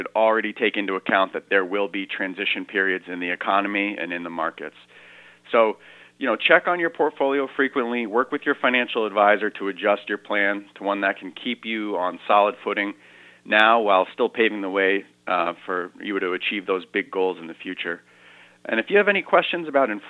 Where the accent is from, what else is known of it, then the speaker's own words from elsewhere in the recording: Brooklyn, Connecticut, United States; moved away as an adult; also born or lived in Boston, Massachusetts / Woodstock, Connecticut; I grew up in this area. I grew up in Brooklyn. My family lives in the Pomfret area. I live in Woodstock now